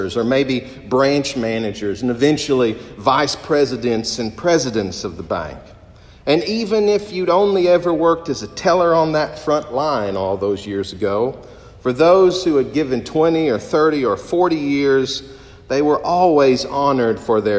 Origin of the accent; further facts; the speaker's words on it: Corbin, Kentucky, United States; a local bank in my hometown, the First National Bank of Corbin, Kentucky